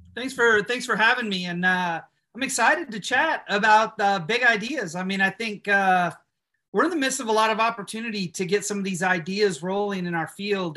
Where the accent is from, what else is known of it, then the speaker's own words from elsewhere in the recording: Illinois, United States; moved away as an adult; now in Nashville, United States; I was living in Illinois at the time